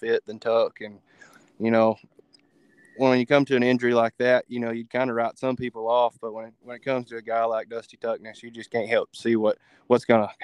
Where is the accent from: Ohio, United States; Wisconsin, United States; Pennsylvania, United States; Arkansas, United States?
Arkansas, United States; about an hour north of Texarkana; moved away as an adult; also born or lived in Mount Pleasant, Texas / Magnolia, Arkansas / Granbury, Texas; And that's where I grew up, went to high school there about an hour north of Texarkana